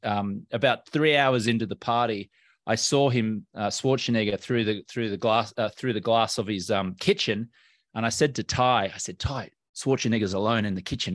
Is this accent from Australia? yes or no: yes; Brisbane, Queensland, Australia; moved away as an adult; also born or lived in London, United Kingdom / Los Angeles, United States; Well, I'm Australian American. Grew up in Brisbane on the East Coast of Australia.